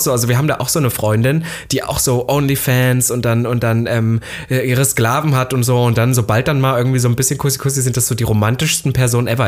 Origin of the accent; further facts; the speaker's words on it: Halle, Saxony-Anhalt, Germany; now in Berlin, Germany; ich war in Halle, da wo ich herkomme